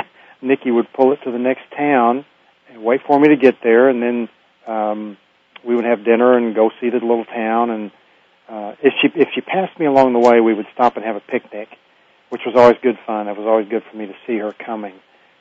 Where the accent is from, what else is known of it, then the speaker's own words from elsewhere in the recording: Hobart, Oklahoma, United States; my hometown of Hobart, Oklahoma